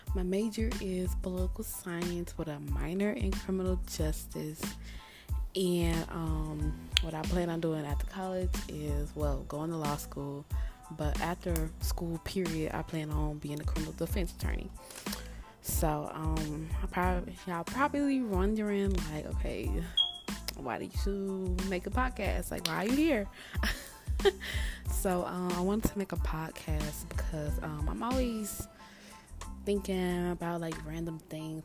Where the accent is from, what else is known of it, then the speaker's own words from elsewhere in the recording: Dallas, Texas, United States; I'm from Dallas, Texas.